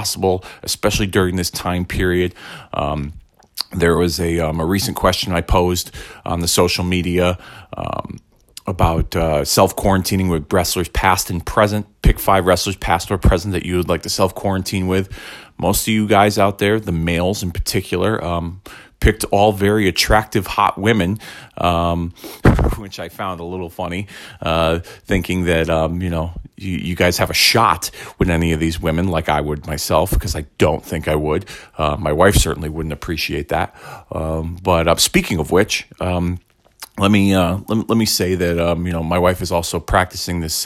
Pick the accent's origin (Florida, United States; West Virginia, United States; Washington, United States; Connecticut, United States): Connecticut, United States; Hartford; from my hometown of Hartford, Connecticut